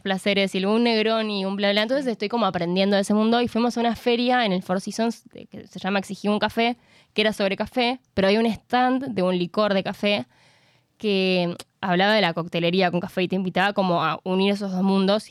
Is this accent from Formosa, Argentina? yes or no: no; San Juan, Argentina; soy sanjuanina